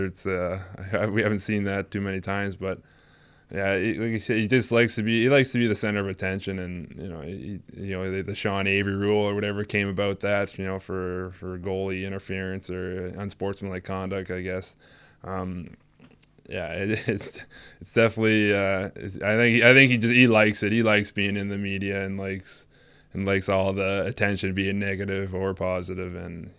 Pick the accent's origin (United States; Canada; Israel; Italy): Canada; Nova Scotia; I grew up in Nova Scotia for a bit, and when we were about like 12 to about 13, 14, yeah, our minor hockey days, as they call it, 12 to about 15, I played with him in Nova Scotia